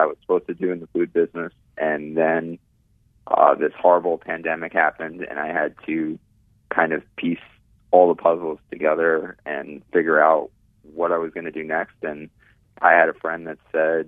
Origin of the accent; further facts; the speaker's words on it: New York City, New York, United States; now in Orlando, United States; I grew up in New York City in Queens